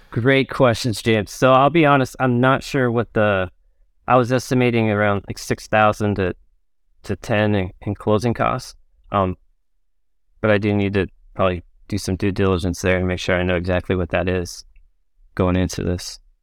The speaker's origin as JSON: {"language": "English", "area": "Orange County", "region": "California", "country": "United States", "tie": "born or raised there", "also_born_or_lived": "Pensacola, Florida"}